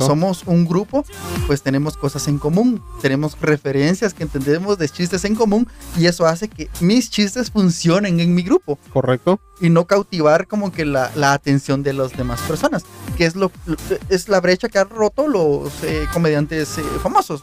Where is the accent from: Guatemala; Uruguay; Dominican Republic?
Guatemala; En Guatemala